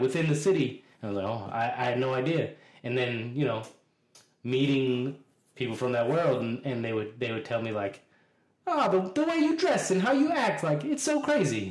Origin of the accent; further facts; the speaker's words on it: Boston, Massachusetts, United States; I'm a native Bostonian, so I'm from Dorchester, neighborhood of Boston